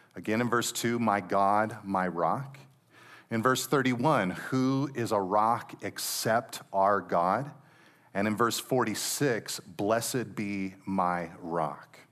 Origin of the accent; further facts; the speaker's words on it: Monterey Peninsula, California, United States; anybody who's grown up and have been born and raised on the Monterey Peninsula